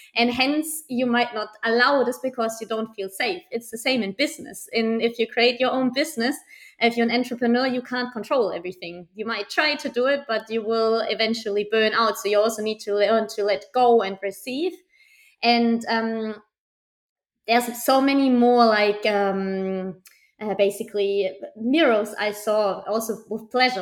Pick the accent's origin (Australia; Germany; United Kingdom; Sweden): Germany; now in Barcelona, Spain; I'm from Germany. I live in the beautiful city of Barcelona currently